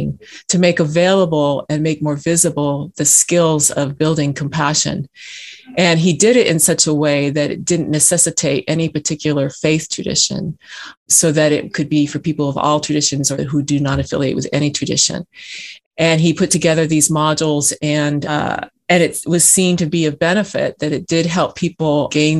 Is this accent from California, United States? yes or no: yes; California, United States; moved away as an adult; also born or lived in Georgia; I was raised in California in United Church of Christ